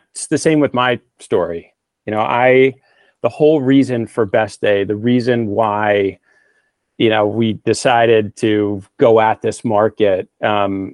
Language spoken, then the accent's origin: English; Northeast, United States; moved away as an adult; also born or lived in New York; now in Northern California, United States; I come from the Northeast